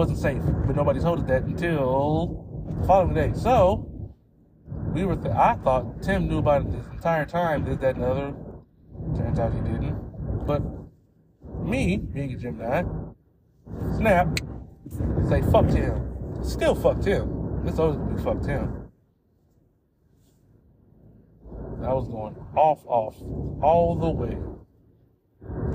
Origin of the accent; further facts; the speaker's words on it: the mountains of California, United States; I'm from the mountains of California where cowboys roam